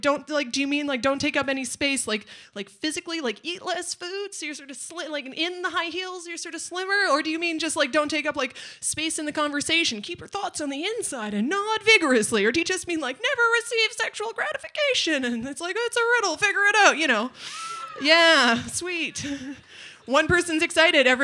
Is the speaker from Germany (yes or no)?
no; Nanaimo, British Columbia, Canada; I'm from Nanaimo